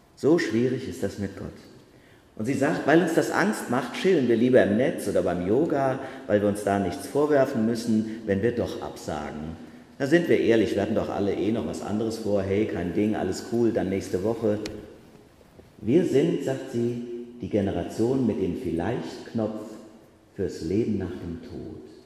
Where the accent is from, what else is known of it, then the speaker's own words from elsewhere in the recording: Germany; moved away; zu Hause in meinem Heimatort Bachach